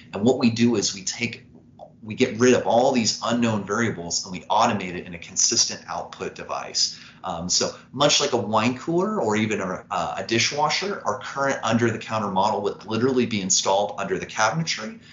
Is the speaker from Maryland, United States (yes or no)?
no; Evansville, Indiana, United States; I'm from Evansville, Indiana, which is the southernmost point of the state, right on the Kentucky border. And after growing up in this town